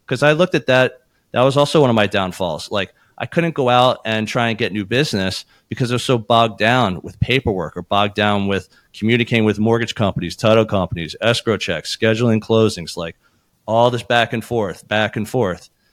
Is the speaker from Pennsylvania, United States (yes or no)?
yes; Philadelphia, Pennsylvania, United States; we were born and raised in Philadelphia, and this is a family business